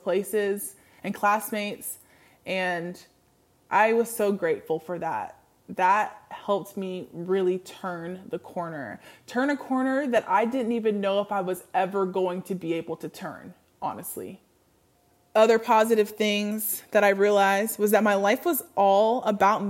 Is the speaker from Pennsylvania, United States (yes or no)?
no; Washington, United States; moved away as an adult; also born or lived in the South; I moved back to Washington, back to my home state